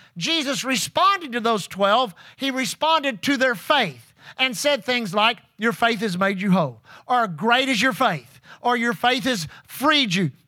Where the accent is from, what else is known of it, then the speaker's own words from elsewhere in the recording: Pasadena, Texas, United States; being saved as a six-year-old boy in Aletha Groover's Sunday school class, First Assembly of God Church in Pasadena, Texas